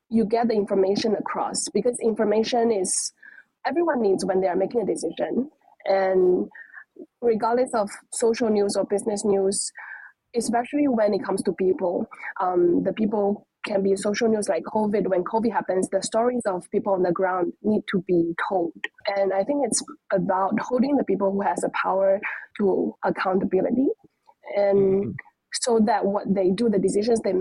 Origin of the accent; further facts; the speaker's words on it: Fujian, China; moved away as an adult; also born or lived in Sydney, Australia; I was born and raised in China, in this province called Fujian